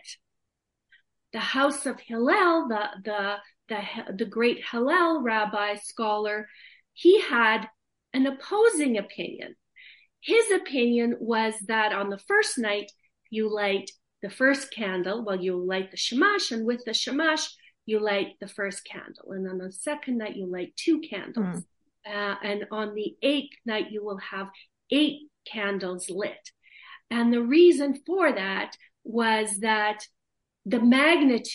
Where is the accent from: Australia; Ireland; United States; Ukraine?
Ukraine; Kharkiv, Kharkiv Oblast; now in Canada; I was born in the Soviet Union, which is now Soviet Ukraine and Eastern Ukraine